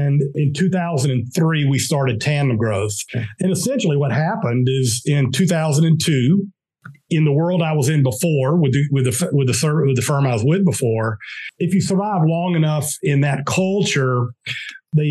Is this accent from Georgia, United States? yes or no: yes; Pelham, Georgia, United States; now in Atlanta, United States; I grew up in South Georgia, a very small town in South Georgia